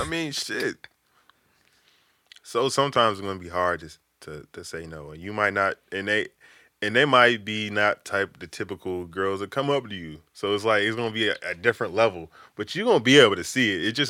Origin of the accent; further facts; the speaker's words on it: the South, United States; It's not cool for me because I came from the South. You know, we came from the gutter.